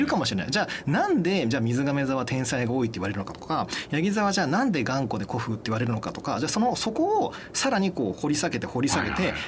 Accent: Shikoku, Japan; まあ、一応四国出身なんで。

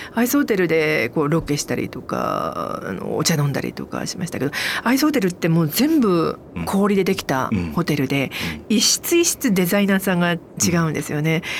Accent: Aichi, Japan; 私愛知県なんですけど

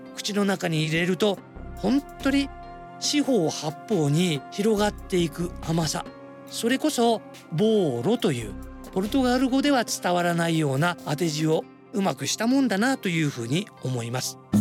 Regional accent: Sasebo, Nagasaki, Japan; 僕佐世保の出身なんで

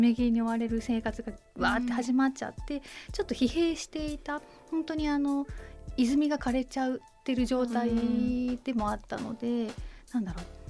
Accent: Toyama, Japan; moved away; 自分が富山県っていう地方都市に生まれ育った

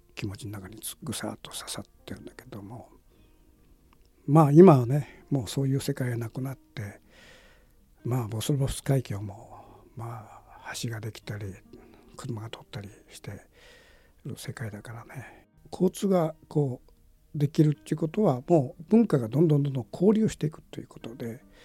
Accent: Japan; 「お前どこから来たか」みたいなことで「ジャパニー」って言った

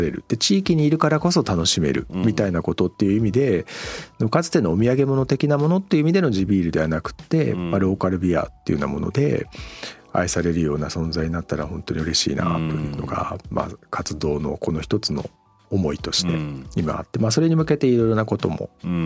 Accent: Kawagoe, Saitama, Japan; 私もあの埼玉の川越の出身ってご紹介いただ

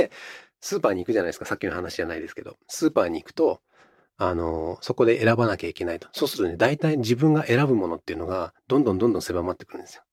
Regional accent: Japan; 日本人だからこそ

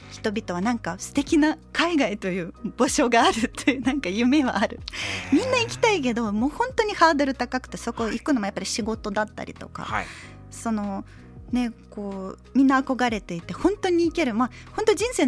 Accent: Novosibirsk, Novosibirsk Oblast, Russia; born there; そう当時はでもあの一応生まれはノボシビルスクだけどお父さんは軍人で本当いろんな町とかに移動したりして

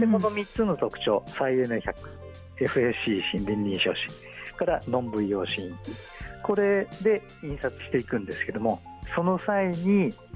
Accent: Yokohama, Kanagawa, Japan; もともと私、横浜生まれで今も横浜に住んでいますけども

